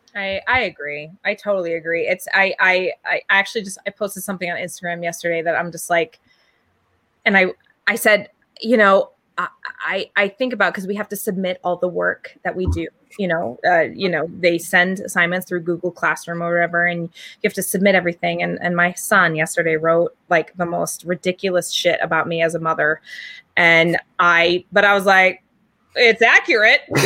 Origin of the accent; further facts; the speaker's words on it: Maine, United States; I'm from Maine.